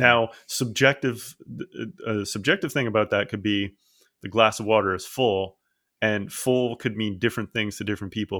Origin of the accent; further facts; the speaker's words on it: Newfoundland and Labrador, Canada; where I grew up, most people were Anglican, even though, uh, a lot of population of Newfoundland is Catholic, but there's almost no Catholics where I grew up.